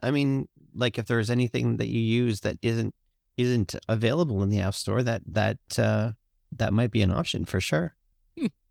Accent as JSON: {"language": "English", "country": "Canada", "said": "I'm Canadian"}